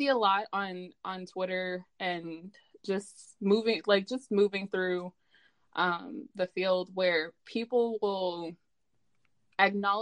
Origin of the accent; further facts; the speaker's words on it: Stockton, California, United States; I'm from Stockton